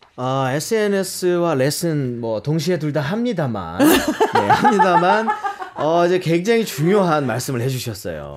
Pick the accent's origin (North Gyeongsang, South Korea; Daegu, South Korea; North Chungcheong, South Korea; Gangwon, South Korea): Daegu, South Korea; moved away as an adult; now in Seoul, South Korea; 제가 고향이 대구라는 곳인데